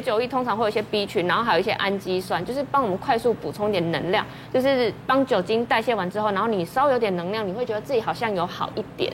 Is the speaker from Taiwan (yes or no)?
yes; Taiwan; 我们台湾人